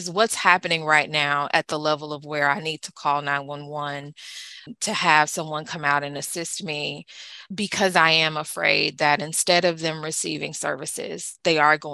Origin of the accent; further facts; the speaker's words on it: the South, United States; also born or lived in East Coast (north); now in East Coast, United States; I'm from the South